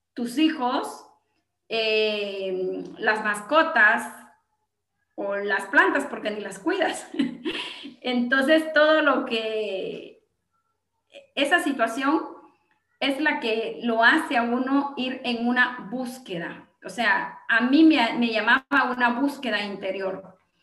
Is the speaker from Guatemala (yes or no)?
yes; Gualán, Zacapa, Guatemala; yo soy de Gualán, Zacapa, Guatemala